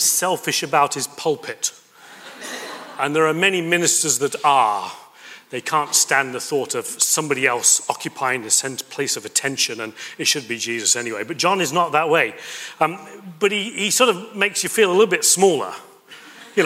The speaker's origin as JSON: {"language": "English", "country": "United Kingdom", "also_born_or_lived": "Toulouse, France", "moved": "as an adult", "said": "I'm British"}